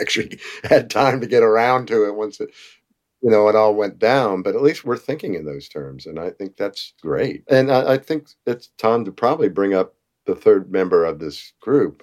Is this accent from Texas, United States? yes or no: no; Nashville, Tennessee, United States; we're from Nashville